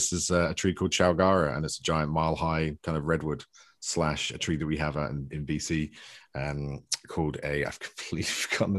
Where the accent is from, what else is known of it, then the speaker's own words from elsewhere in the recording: United Kingdom; also born or lived in west coast of Canada; now in Canada; I'm a British author who lives in the west coast of Canada these days